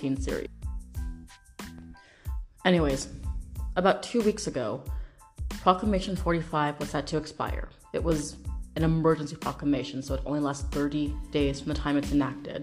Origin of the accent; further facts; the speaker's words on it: Washington, United States; my home state, Washington State